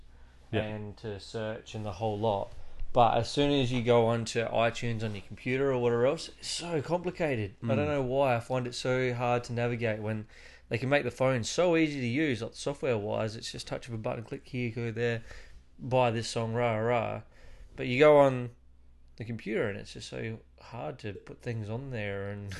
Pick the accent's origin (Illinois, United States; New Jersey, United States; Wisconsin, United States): Wisconsin, United States; Milwaukee; It's really weird. I'm from Milwaukee.